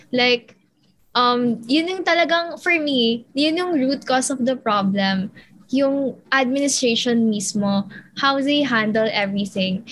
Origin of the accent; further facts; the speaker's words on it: Philippines; as a Filipino, as a citizen